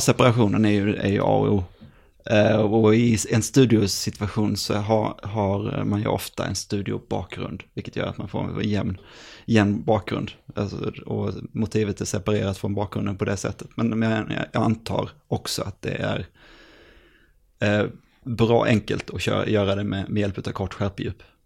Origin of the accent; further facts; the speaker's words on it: Jönköping, Jönköping County, Sweden; Jag kommer från, eh, från Jönköping